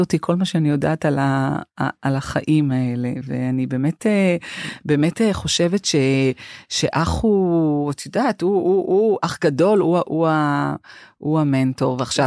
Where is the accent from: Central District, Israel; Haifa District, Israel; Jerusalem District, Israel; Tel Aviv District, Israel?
Tel Aviv District, Israel; Holon; אנחנו גדלנו אה, בחצי חדר בשכונת אה, ג'סי כהן בחולון